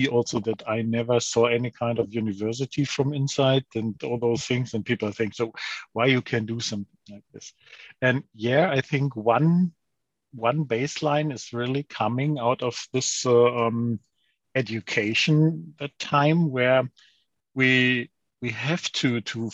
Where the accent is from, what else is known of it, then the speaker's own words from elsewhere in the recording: Lower Saxony, Germany; now in St. Leon-Rot, Germany; I'm more like someone from Lower Saxony, from the northern of Germany